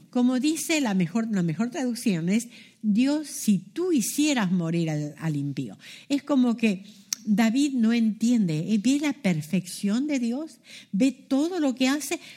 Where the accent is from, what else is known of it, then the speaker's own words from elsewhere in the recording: Argentina; born there; moved away; Yo nací en Argentina, imagínense cuando yo nací era chica, que iba a soñar que iba a estar en otra parte del mundo. La Argentina está allá al fondo, lo más sur que pueda haber.